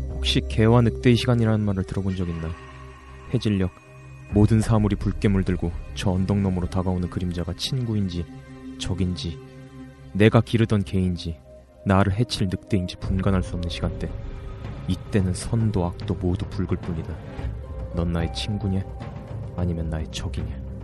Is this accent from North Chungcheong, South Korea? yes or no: yes; Jecheon, North Chungcheong, South Korea; moved away; 제가 원래 집이 충북 제천이거든요.